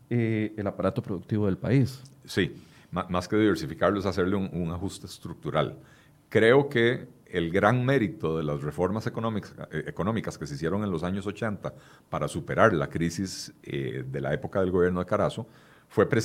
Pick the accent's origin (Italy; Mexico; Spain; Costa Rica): Costa Rica; Y al final de cuentas, consumidores somos todos los costarricenses.